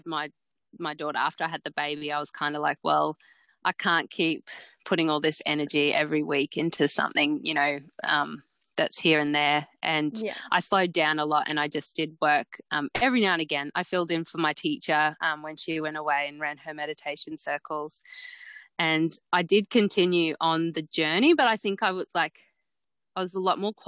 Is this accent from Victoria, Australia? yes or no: no; Mackay, Queensland, Australia; born or raised there